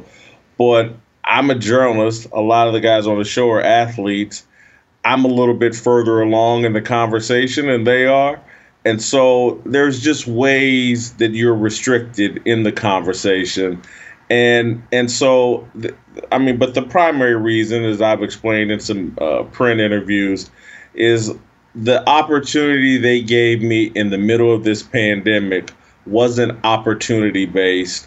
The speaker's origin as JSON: {"language": "English", "country": "United States", "said": "I'm a Christian. I'm an American."}